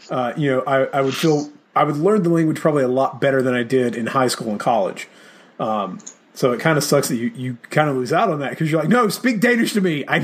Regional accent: the South, United States; accent: southern; basically before i got rid of my southern accent i said things in french with a very

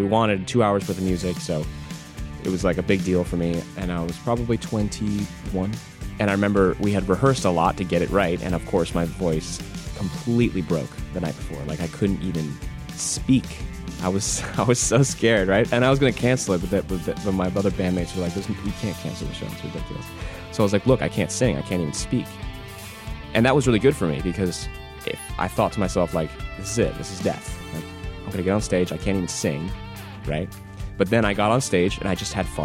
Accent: New Jersey, United States; where I grew up in New Jersey

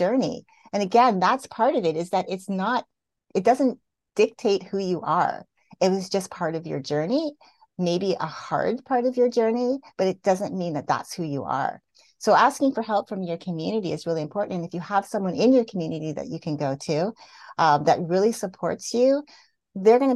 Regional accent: Canada; I grew up in Canada, so I'm used to the seasons.

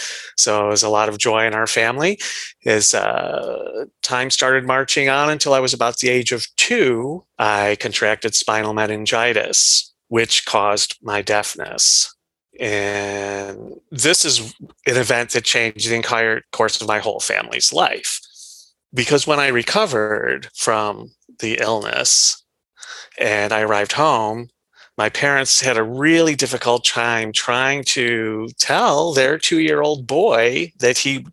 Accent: Iran; born there; I was born in Iran, and I was born like a perfectly normal birth

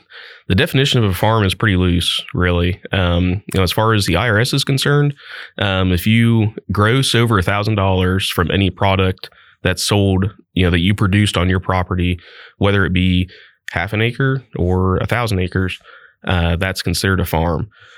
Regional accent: Christiansburg, Ohio, United States; I grew up in the Christiansburg area, actually just over the county line in Miami County. So just at the very east side of Miami County there, Miami East high school graduate.

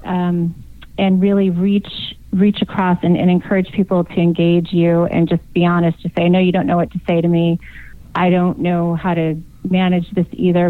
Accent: Yuma, Arizona, United States; also born or lived in San Diego, California; I was born in San Diego, so technically, I am a California girl. I just grew up in Arizona.

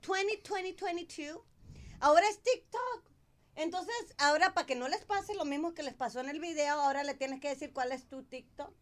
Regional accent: Mexico; moved away; also born or lived in Downey; yo soy mexicana

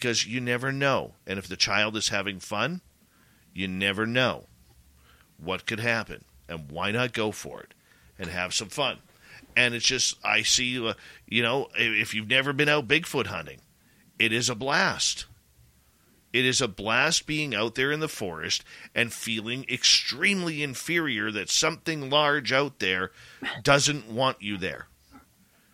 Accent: Canada; I'm Canadian

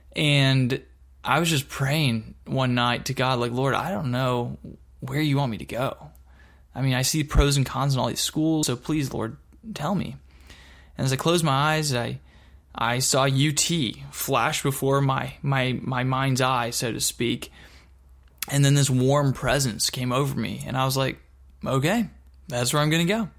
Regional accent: Dallas-Fort Worth area, Texas, United States; also born or lived in Michigan; I moved from Michigan back to Texas and, um, lived again in the Dallas-Fort Worth area really since that time. uh, from sixth grade on

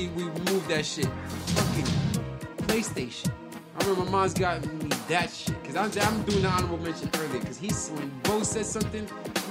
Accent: North Carolina, United States; I'm from North Carolina, New York, nigga.

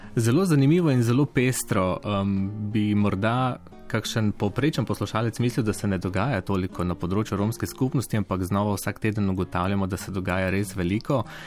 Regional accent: Prekmurje, Mura, Slovenia; svojo regijo, odkudar prihajam iz Prekmurja

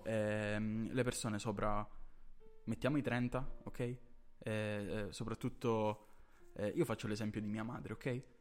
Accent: Catania, Sicily, Italy; noi siamo siciliani, ehm, eh, di Catania

